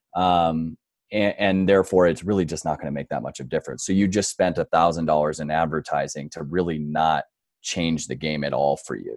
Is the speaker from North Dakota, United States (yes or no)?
yes; North Dakota, United States; moved away as an adult; also born or lived in New York City; now in Denver, Colorado, United States; I grew up in North Dakota